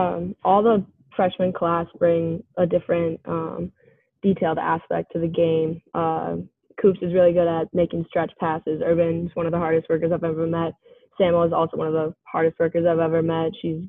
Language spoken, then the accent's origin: English; Minnesota, United States; Yeah, growing up in Minnesota, pond hockey and just random pickup games are definitely a big part of my life.